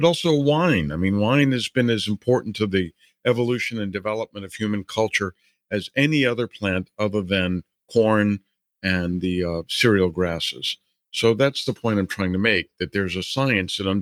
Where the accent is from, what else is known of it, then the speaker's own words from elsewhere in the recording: New Orleans, Louisiana, United States; moved away; as a kid, I grew up in New Orleans